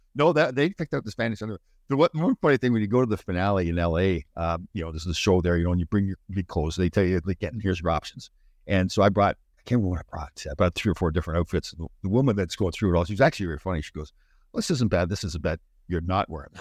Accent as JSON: {"language": "English", "town": "Brampton", "region": "Ontario", "country": "Canada", "said": "I'm from Brampton"}